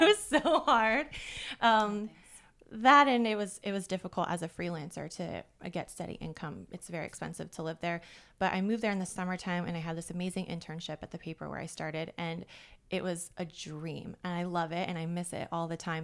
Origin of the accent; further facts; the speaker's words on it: Florida, United States; They're both from Norway, so I'm first generation American, and I grew up in Florida.